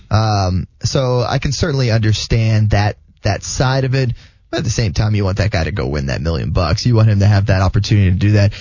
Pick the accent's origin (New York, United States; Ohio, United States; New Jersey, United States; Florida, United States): Florida, United States; West Palm Beach; growing up in West Palm Beach